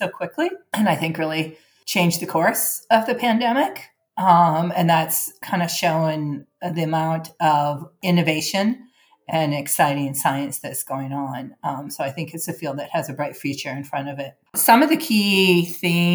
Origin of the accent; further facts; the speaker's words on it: Vancouver, British Columbia, Canada; moved away as an adult; now in San Diego, United States; I grew up in Canada and went to high school in Vancouver, which is very near Seattle.